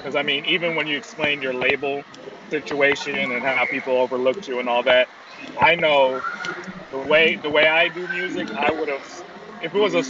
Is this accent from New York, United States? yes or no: no; South Florida, United States; I grew up in South Florida as well